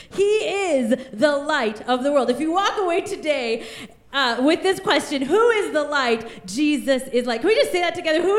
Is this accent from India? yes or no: yes; India; born there; And I was born in the country of India. And on the first day that I was born, I was orphaned.